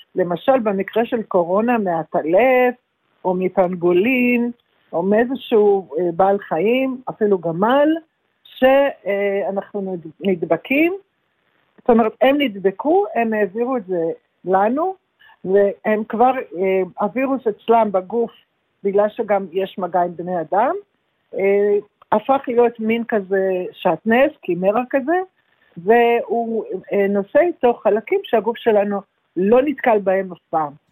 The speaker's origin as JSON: {"language": "Hebrew", "town": "Yehud", "region": "Central District", "country": "Israel", "tie": "born or raised there", "also_born_or_lived": "Jerusalem", "said": "גדלתי, נולדתי בירושלים אבל גדלתי ביישוב קטן שנקרא יהוד"}